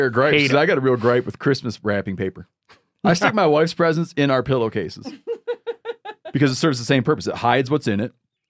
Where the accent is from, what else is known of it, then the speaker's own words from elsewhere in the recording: Michigan, United States; This guy's in my home state of Michigan, gutting a deer